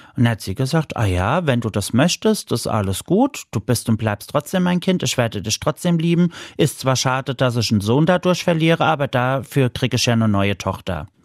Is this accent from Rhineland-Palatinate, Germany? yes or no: yes; Mainz, Rhineland-Palatinate, Germany; Ich komme aus Mainz